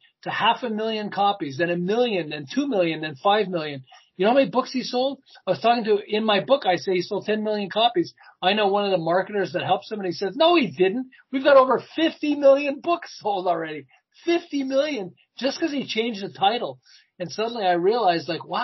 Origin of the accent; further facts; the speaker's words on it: Montreal, Quebec, Canada; moved away as an adult; now in Southern California, United States; I'm originally from Montreal, and I ran an advertising agency in Montreal